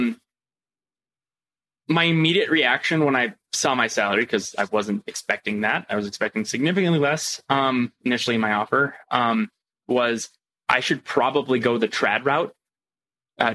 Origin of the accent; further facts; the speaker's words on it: Quebec, Canada; now in California, United States; I'm originally from Quebec.